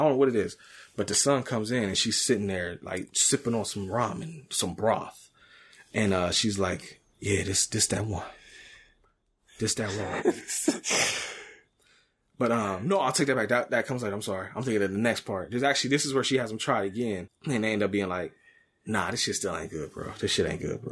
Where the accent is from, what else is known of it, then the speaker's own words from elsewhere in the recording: United States; I am American